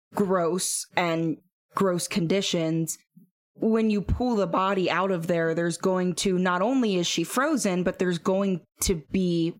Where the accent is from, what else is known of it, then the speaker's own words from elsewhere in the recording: United States; I grew up in Perry County